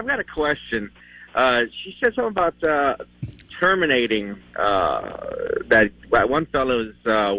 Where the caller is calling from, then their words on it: Texas, United States; I'm calling from Texas.